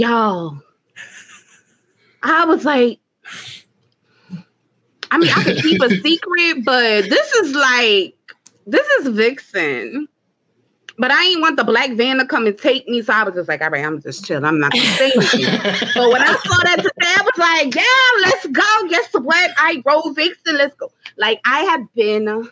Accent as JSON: {"language": "English", "region": "New Jersey", "country": "United States", "said": "I'm from Jersey"}